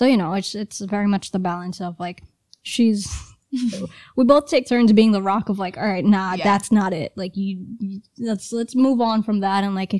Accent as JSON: {"language": "English", "country": "Trinidad & Tobago", "tie": "born or raised there", "also_born_or_lived": "Brooklyn, New York", "moved": "yes", "said": "Well, I grew up in Trinidad, and then we moved to Brooklyn."}